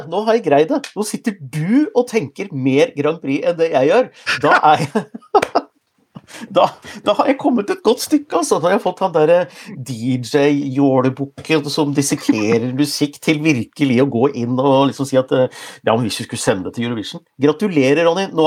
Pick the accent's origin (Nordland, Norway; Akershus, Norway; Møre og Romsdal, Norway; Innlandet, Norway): Innlandet, Norway; Gjøvik; now in Oslo, Norway; jeg, jeg, jeg, taler jo litt bokmål. Jeg har bodd i Oslo siden jeg er 87, men egentlig så kommer jeg fra Hunndalen, et sted utafor Gjøvik